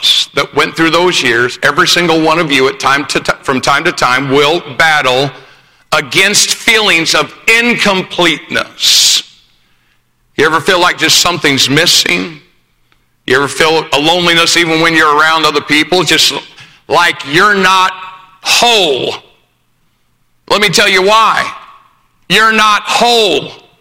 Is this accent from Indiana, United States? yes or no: yes; Greencastle, Indiana, United States; I was born in Greencastle, Indiana.